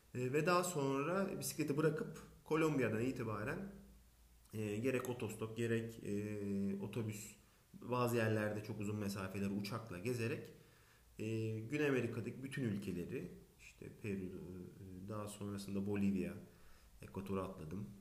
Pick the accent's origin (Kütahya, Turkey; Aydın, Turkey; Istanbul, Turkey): Aydın, Turkey; moved away as an adult; also born or lived in İzmir / Barcelona; Aydın doğumluyum 1983